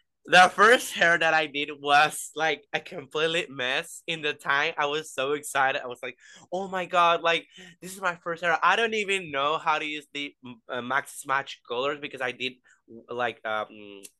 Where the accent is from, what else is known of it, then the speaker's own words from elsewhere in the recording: Venezuela; I'm from Venezuela. So yeah, I'm from Latin, like South America.